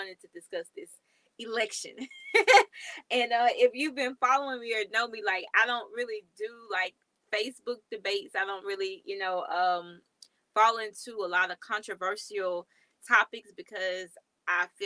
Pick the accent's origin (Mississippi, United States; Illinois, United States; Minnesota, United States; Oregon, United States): Mississippi, United States; moved away as an adult; now in Texas, United States; I'm now in Texas. I'm from Mississippi